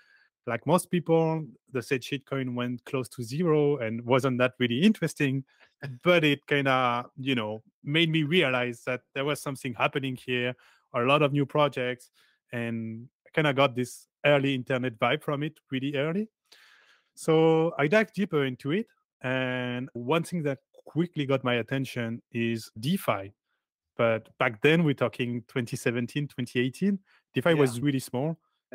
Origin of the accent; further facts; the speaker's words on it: Paris, Île-de-France, France; I'm from Paris.